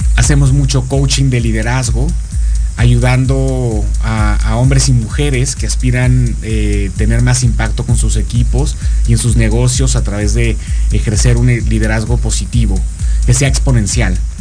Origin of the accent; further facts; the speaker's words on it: Mexico; moved away as an adult; now in Florida, United States; Pero soy mexicano, solo que tengo por razones de trabajo hace 14, 15 años que salí del país